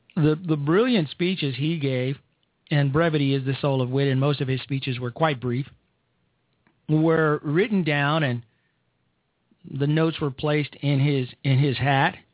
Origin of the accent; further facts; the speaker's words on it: Chicago, Illinois, United States; I am from Chicago. I'm from the south side of Chicago